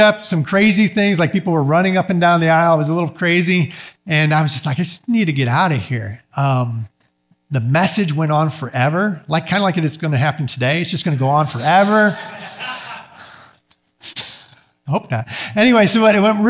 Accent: Michigan, United States; moved away as an adult; I grew up Mennonite up in Michigan

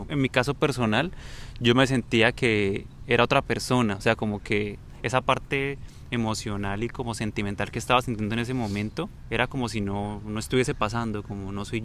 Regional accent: Bucaramanga, Santander, Colombia; la ciudad de donde somos, ¿no? En Bucaramanga

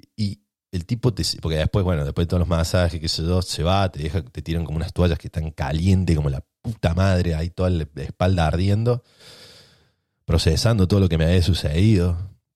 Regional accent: Argentina; los ratas que somos en Argentina

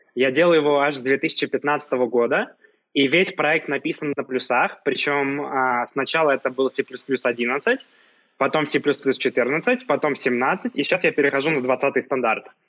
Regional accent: Saint Petersburg, Russia; moved away as an adult; now in Yerevan, Armenia; хотя сам, э, родился и вырос в Петербурге

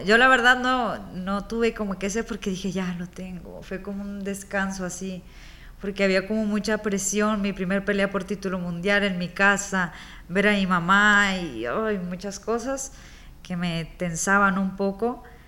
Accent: Tepic, Nayarit, Mexico; also born or lived in Culiacán, Sinaloa; regresar acá a Tepida

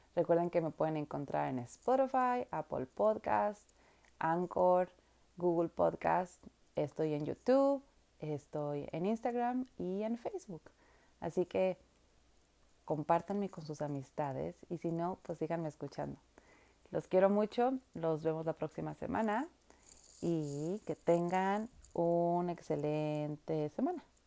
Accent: Mexico; now in Vancouver, Canada; somos los mexicanos

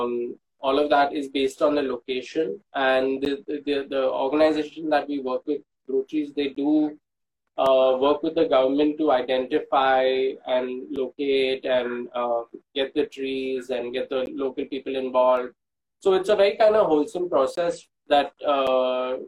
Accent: Mumbai, Maharashtra, India; also born or lived in Tamil Nadu; the place that we grew up in Bombay

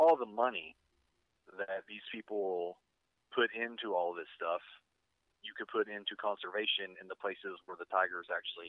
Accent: Paragould, Arkansas, United States; accent: country; moved away; I started streaming my local hometown television station, KIT.

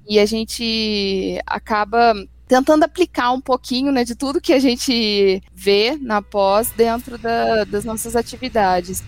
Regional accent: Itajubá, Minas Gerais, Brazil; moved away as an adult; now in São Paulo, Brazil; Eu sou de Itajubá, no sul de Minas

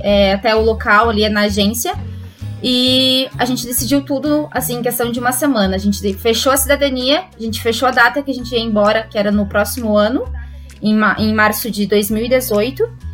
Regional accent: Caçador, Santa Catarina, Brazil; moved away as an adult; now in Ireland; Sou do Brasil, de Santa Catarina, caçador, na cidade pequenininha que provavelmente ninguém ouviu falar

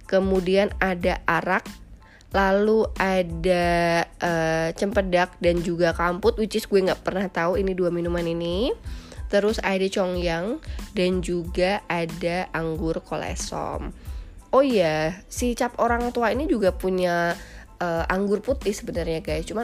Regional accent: Semarang, Central Java, Indonesia; yang kedua sebagai orang Semarang mungkin gue bisa proud ya bahwa minuman

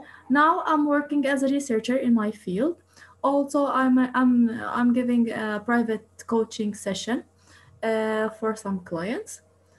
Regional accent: Jerusalem, East Jerusalem, Palestine; moved away as an adult; now in Istanbul, Turkey; I'm originally from East Jerusalem. I came to Istanbul since 5 years to continue my PhD.

